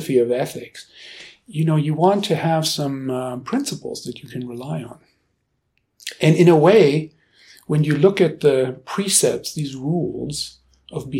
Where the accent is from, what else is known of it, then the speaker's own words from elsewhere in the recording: Germany; now in Boulder, United States; I grew up in Germany